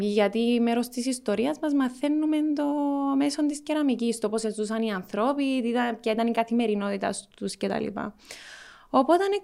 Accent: Cyprus; έφυγες που την Κύπρο και ακόμα ασχολείσαι με την Κύπρο. Και η απάντηση μου εμένα ήταν ότι αγαπώ τον τόπο μου

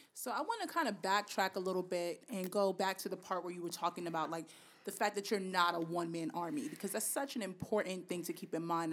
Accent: New York City, New York, United States; I grew up in the Bronx

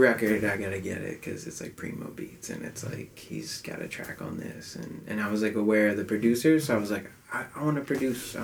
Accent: Philadelphia, Pennsylvania, United States; I grew up in Philly, from Philly, East Oak Lane, border of Alleyne and East Oak Lane. It's like north Philly.

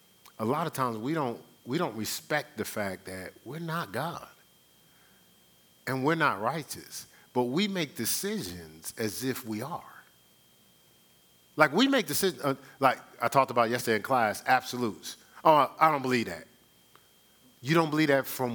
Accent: Newark, New Jersey, United States; growing up in Newark, in the hood

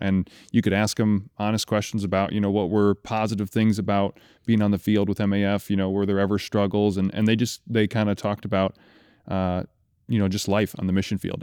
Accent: Kalamazoo, Michigan, United States; I grew up in Kalamazoo, Michigan

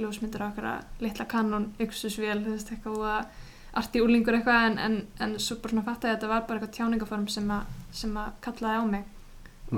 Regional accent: Iceland; moved away as an adult; also born or lived in United States; vera búin að alast upp á Íslandi, sérstaklega þú veist, þegar maður er út á landi

